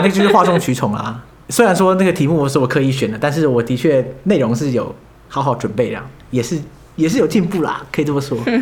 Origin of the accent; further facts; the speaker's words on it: Taiwan; moved away as an adult; now in Heidelberg, Germany; 我从台湾来